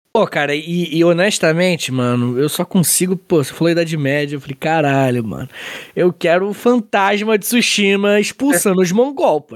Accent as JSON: {"language": "Portuguese", "town": "Angra dos Reis", "region": "Rio de Janeiro", "country": "Brazil", "tie": "born or raised there", "lives_now": "Itaguaí, Brazil", "said": "eu sou de Angra"}